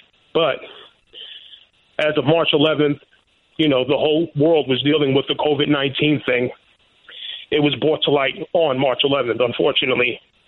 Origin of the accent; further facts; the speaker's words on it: New York City, New York, United States; now in San Antonio, United States; I'm a 42-year-old Afro-Latino male. I reside in San Antonio. I am originally from Coney Island, Brooklyn.